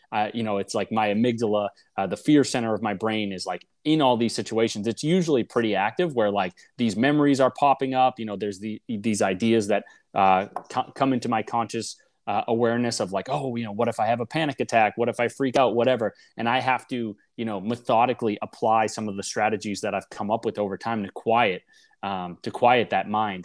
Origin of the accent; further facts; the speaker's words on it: Boston, Massachusetts, United States; I grew up in Boston in a suburb just north uh, of the city.